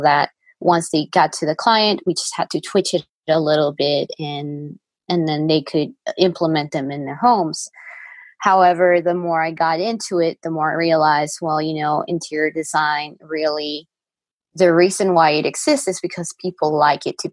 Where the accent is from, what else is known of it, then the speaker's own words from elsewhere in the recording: Lima, Peru; moved away as an adult; now in Colorado, United States; I am from Lima, Peru. I grew up there. I lived there my whole life.